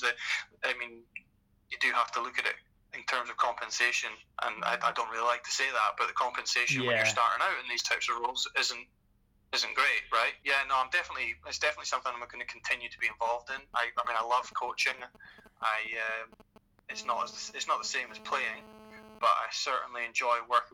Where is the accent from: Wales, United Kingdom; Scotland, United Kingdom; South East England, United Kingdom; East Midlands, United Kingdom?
Scotland, United Kingdom; Carrbridge; moved away as an adult; now in Houston, United States; I'm from Carrbridge.